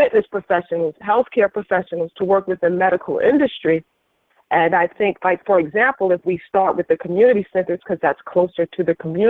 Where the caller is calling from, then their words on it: West Haven, Connecticut, United States; I'm calling from West Haven, Connecticut